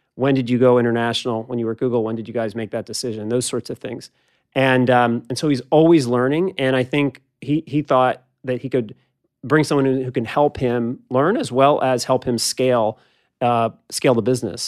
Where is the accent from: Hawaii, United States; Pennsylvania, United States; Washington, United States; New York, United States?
Pennsylvania, United States; Philadelphia; I grew up in Philadelphia and then went with you to Cornell